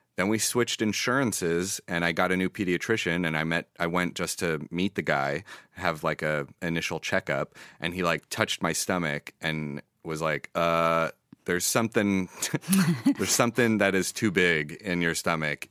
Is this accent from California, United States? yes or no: no; New York City, New York, United States; moved away as an adult; also born or lived in Israel; now in Los Angeles, United States; I grew up in New York City